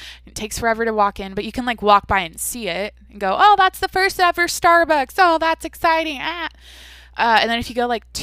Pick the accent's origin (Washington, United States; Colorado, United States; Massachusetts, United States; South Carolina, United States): Washington, United States; outside of Seattle; moved away; I grew up outside of Seattle